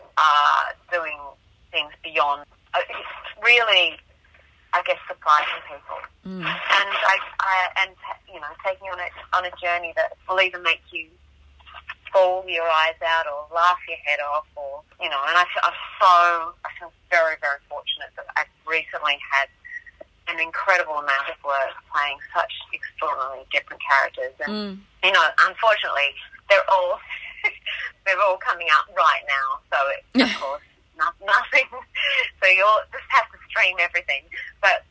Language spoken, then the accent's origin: English; Tasmania, Australia; I grew up in Tasmania